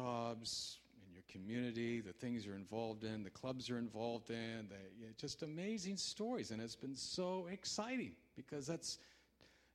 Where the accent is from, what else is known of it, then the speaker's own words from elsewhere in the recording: Canada; I'm a Canadian